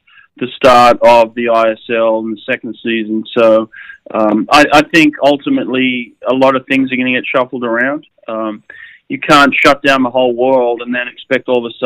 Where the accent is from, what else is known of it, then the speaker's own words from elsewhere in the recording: Sydney, New South Wales, Australia; I grew up near Maroubra Beach and spent a lot of time in the ocean